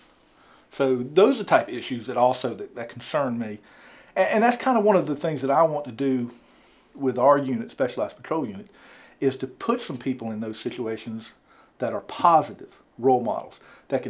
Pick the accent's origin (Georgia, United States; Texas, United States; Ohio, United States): Georgia, United States; Augusta; moved away as an adult; now in Milledgeville, United States; I grew up in Augusta